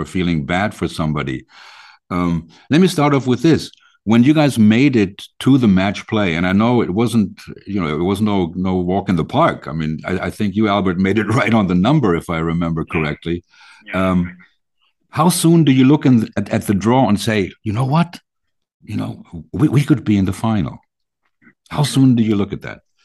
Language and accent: English; Germany; we're from Germany